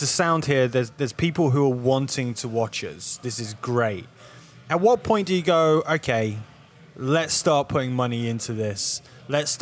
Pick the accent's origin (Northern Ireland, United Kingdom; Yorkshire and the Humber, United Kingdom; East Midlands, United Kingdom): East Midlands, United Kingdom; Nottingham; now in London, United Kingdom; I'm from like a small, smallish city called Nottingham